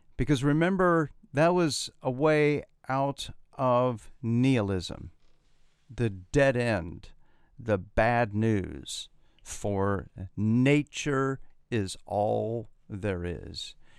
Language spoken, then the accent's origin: English; Columbus, Ohio, United States; also born or lived in New Jersey; now in Florida, United States; my hometown of Columbus, Ohio